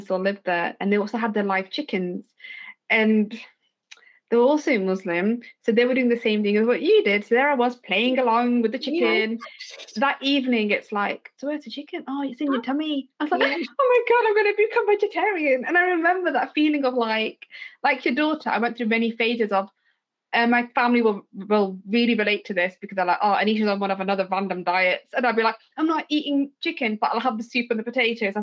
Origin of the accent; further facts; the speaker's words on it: Leicestershire, East Midlands, United Kingdom; moved away; when I go back to Leicester, by the way, I'm up from Leicestershire.